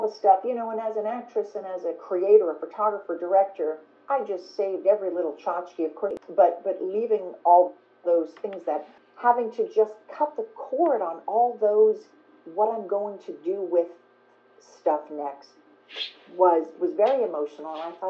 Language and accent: English; New York, United States; Like, you have to think of all that as a New Yorker. You know, we're not rich.